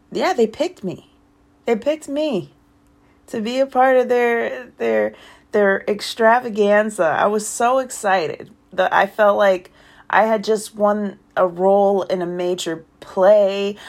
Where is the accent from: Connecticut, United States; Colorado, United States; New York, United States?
Connecticut, United States; Waterbury; also born or lived in California; I was born in California, raised in Connecticut.